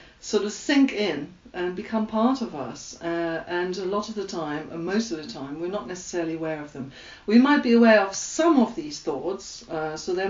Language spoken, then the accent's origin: English; Germany; accent: German; English is a second language; that's my German accent.